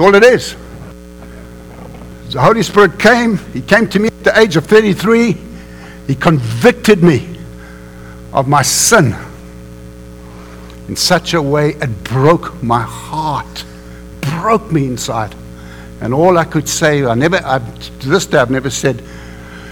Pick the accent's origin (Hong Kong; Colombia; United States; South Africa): South Africa; We grew up in South Africa, unfortunately, in the apartheid system